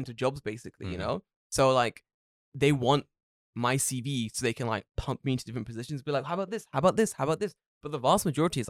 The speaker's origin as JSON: {"language": "English", "region": "California", "country": "United States", "lives_now": "Japan", "said": "I have no personality outside of being from California."}